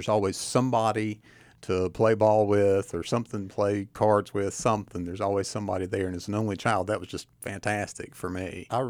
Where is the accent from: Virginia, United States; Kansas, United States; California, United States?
Virginia, United States; Tazewell; I did. I'm from Tazewell. I'm a Tazewell Bulldog.